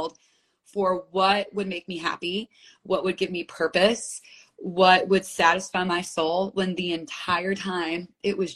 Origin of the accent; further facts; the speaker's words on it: United States; also born or lived in Manhattan; I grew up right outside of New York City